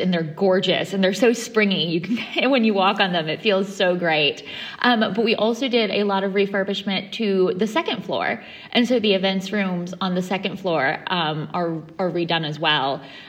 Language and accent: English; Midwest, United States; moved away as an adult; now in London, United Kingdom; I'm originally from the Midwest